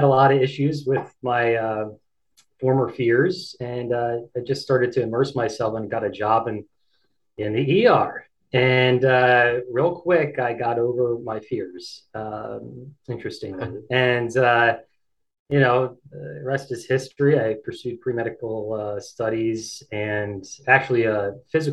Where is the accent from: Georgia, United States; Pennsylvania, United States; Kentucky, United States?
Pennsylvania, United States; Downingtown; moved away as an adult; also born or lived in Philadelphia, Pennsylvania / Rhode Island; now in Bennington, United States; I'm originally from Eastern Pennsylvania, just outside of Philadelphia, in a town called Downingtown, and I grew up there